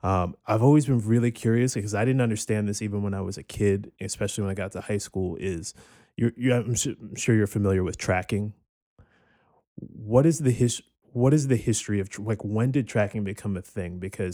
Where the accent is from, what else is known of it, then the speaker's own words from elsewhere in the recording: Cherry Hill, New Jersey, United States; I'm from Cherry Hill, New Jersey.